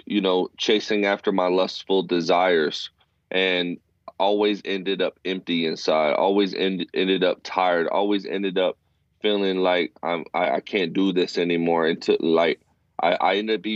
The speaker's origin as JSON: {"language": "English", "town": "Fort Worth", "region": "Texas", "country": "United States", "tie": "born or raised there", "lives_now": "Abilene, United States", "said": "I was born and raised in Fort Worth, Texas."}